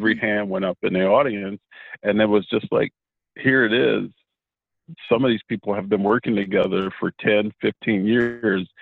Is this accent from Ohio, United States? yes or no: yes; Cleveland, Ohio, United States; moved away; I'm originally from Cleveland, Ohio